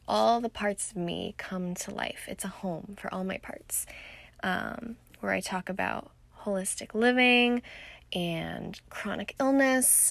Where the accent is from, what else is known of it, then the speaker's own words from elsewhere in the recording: Irvine, California, United States; now in Scottsdale, United States; I was born and raised in Southern California in the heart of Orange County, Irvine to be more specific